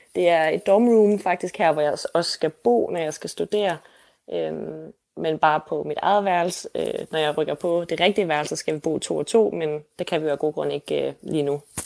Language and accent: Danish; Denmark; moved away as an adult; now in Seoul, South Korea; jeg læser på KEA hjemme i Danmark på brand design